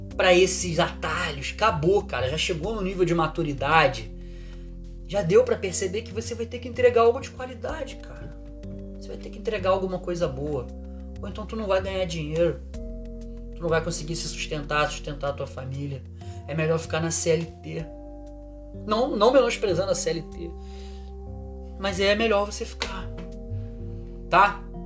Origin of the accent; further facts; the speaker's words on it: Rio de Janeiro, Brazil; Eu sou do Rio de Janeiro